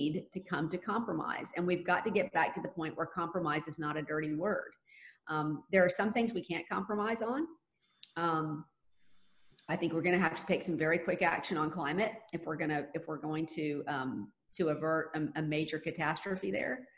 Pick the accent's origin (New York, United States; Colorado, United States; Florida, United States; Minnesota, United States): Florida, United States; Jacksonville; And I was born and raised here. I was born and raised on the South Side